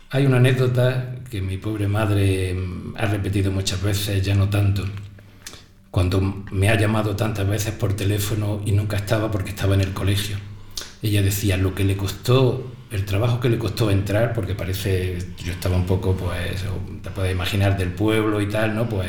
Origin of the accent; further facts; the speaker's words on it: Ojíjares, Andalusia, Spain; Yo vengo de, de zona rural, yo vengo de pueblo, yo vengo